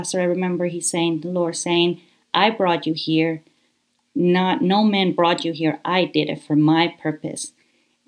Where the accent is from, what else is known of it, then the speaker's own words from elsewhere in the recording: Guayaquil, Guayas, Ecuador; moved away as an adult; also born or lived in Canada; I was born in Guayaquil, Ecuador